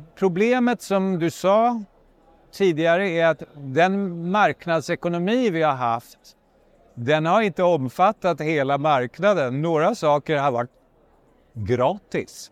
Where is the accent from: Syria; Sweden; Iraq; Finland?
Finland; jag är från Finland